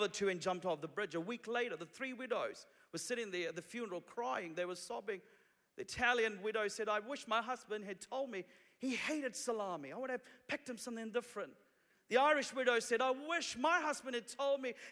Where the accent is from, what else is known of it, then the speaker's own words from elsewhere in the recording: Sri Lanka; now in New Zealand; I'm originally from Sri Lanka. 20 years ago, my family and I came to New Zealand as refugees from Sri Lanka.